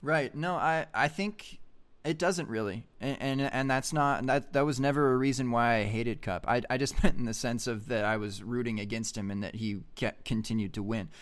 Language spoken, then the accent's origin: English; Montana, United States; I'm from Montana